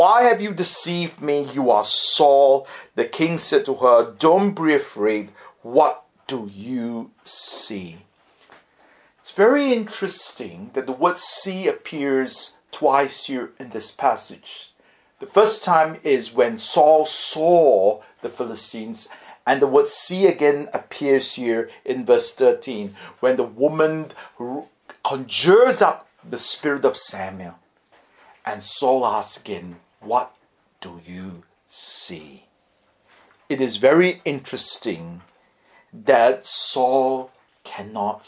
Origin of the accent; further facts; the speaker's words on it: Singapore; I was growing up in Singapore